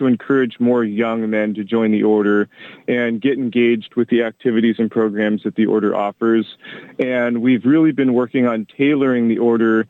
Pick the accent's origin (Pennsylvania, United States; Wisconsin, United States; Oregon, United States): Oregon, United States; Corvallis; I grew up here in Oregon locally. I grew up in Corvallis.